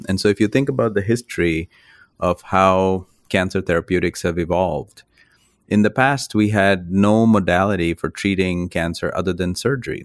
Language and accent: English; India; moved away as an adult; now in United States; I grew up in India, which is where I did my medical training. And, uh, I've spent now half of my life in the United States and half my life in India